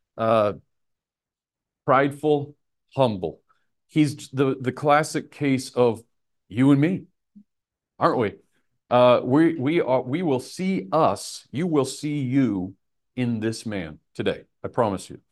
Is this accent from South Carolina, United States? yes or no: no; Nebraska, United States; I'm from Nebraska